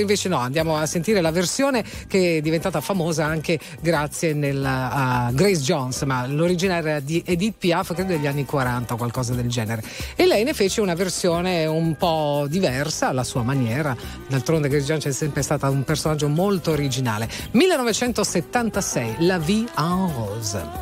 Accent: Apulia, Italy; dalle mie parti in, in Puglia

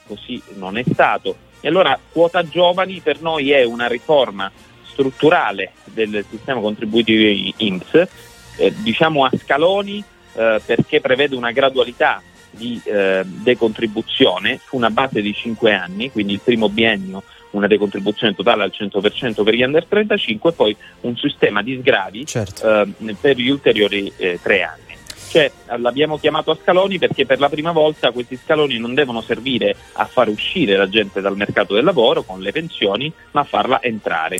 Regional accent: Sicily, Italy; Io faccio impresa, come ricordavi, in Sicilia, sono felice, non lascerò la mia terra

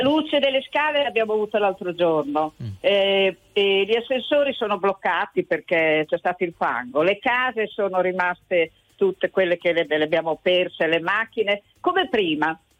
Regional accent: Emilia-Romagna, Italy; siamo romagnoli

